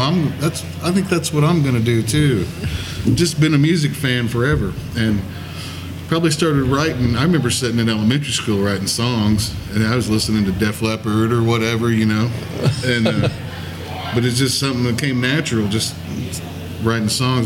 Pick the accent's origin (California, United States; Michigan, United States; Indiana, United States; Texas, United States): Indiana, United States; White River Township; we grew up running around the White River hunting and fishing, me and my brothers